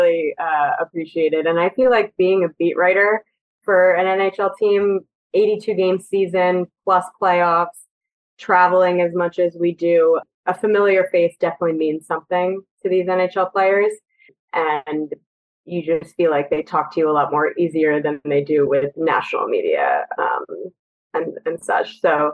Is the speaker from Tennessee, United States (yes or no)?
no; New Jersey, United States; I watched the Rangers growing up in Jersey